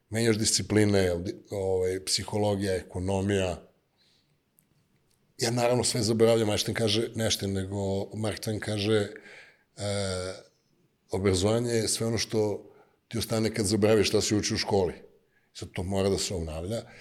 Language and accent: Croatian; Niš, Nišava District, Serbia; accent: Niš / southern (južnjački); also born or lived in United States; now in Niš, Serbia; ne preteram e, sa onim niškim, znaš, onako, soft content dajem, ali kad me neko nervira, ne, znaš, mislim, kaže, ti si, e, kad pričaš južnjački, ti si nepismen, molim? To je moj akcent, ja tako pričam.